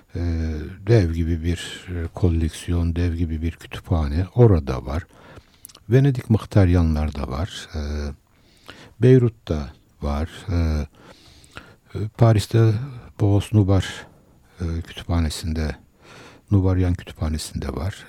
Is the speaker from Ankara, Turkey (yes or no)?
no; Istanbul, Turkey; also born or lived in Kayseri; 1950 ee, Kayseri doğumluyum. Ee, ama Kayseriliğimden eser yok. Çünkü 7 yaşında e, İstanbul'a e, geldim.